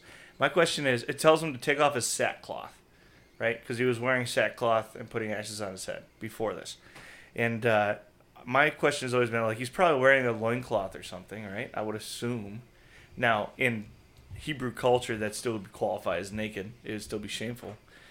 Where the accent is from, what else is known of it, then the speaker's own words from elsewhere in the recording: La Crosse, Wisconsin, United States; I grew up in La Crosse as a Packer fan, right? So right on the Mississippi River as a Packer fan